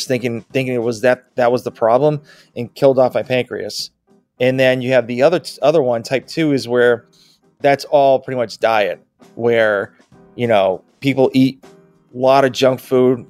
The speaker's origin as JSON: {"language": "English", "region": "Massachusetts", "country": "United States", "moved": "as an adult", "lives_now": "Georgia, United States", "said": "I'm originally from Massachusetts."}